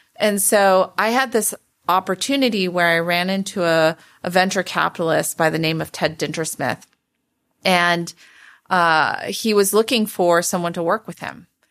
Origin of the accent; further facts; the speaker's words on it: Palo Alto, California, United States; also born or lived in Santa Monica, California / Michigan; growing up in Palo Alto